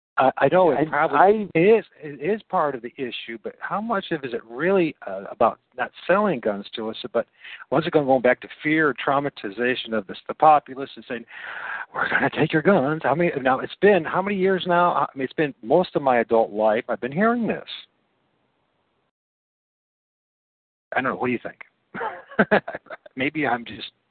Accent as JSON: {"language": "English", "town": "Toledo", "region": "Ohio", "country": "United States", "said": "I'm from Toledo, Ohio"}